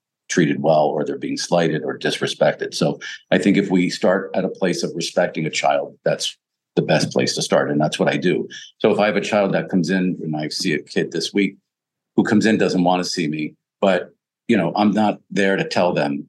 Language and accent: English; Pennsylvania, United States; I grew up in Pennsylvania, my dad was a coal miner